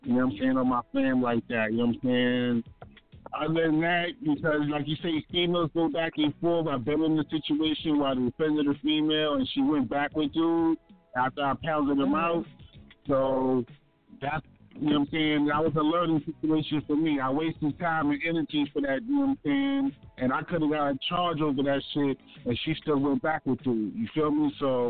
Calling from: Baltimore, Maryland, United States; I'm from Baltimore City, Eastside Zone 18.

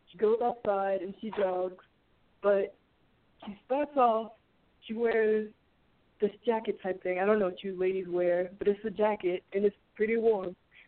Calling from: Philadelphia, Pennsylvania, United States; From Philadelphia.

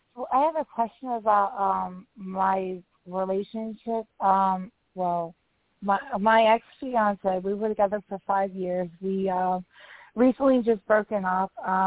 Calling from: West Virginia, United States; I'm calling from West Virginia

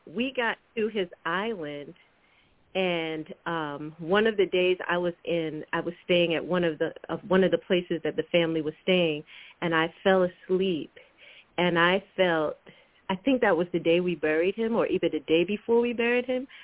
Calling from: Washington, District of Columbia, United States; I'm calling from Washington, D.C.

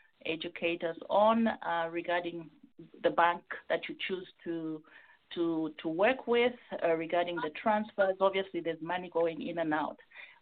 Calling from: Minnesota, United States; I'm calling from Minnesota.

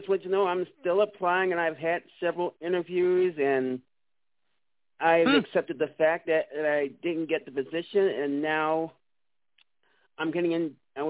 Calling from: Manhattan, Kansas, United States; … from Manhattan, Kansas.

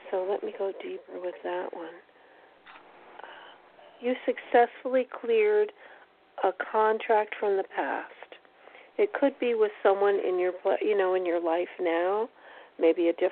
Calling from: Connecticut, United States

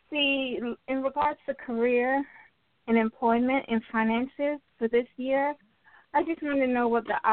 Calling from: Florida, United States; calling from Florida.

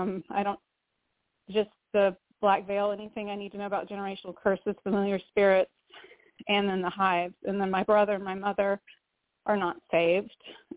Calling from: Valdosta, Georgia, United States; from Georgia, Valdosta.

